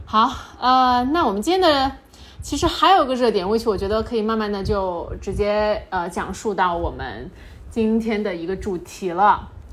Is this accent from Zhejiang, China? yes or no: no; Chongqing, China; 大家都知道我们重庆人脾气火辣嘛